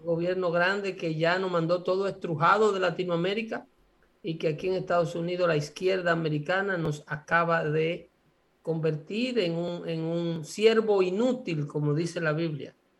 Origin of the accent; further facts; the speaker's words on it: Sabana de la Mar, Hato Mayor, Dominican Republic; el liceo nocturno de mi pueblo